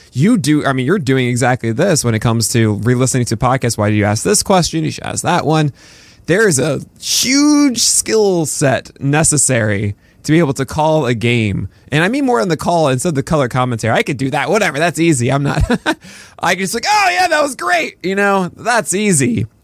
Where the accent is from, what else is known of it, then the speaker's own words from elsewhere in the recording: New York City, New York, United States; we both grew up in, in New York City